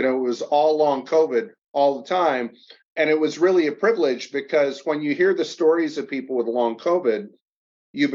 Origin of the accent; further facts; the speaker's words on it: Kalamazoo, Michigan, United States; I grew up in Kalamazoo, Michigan, down in the Southwest side.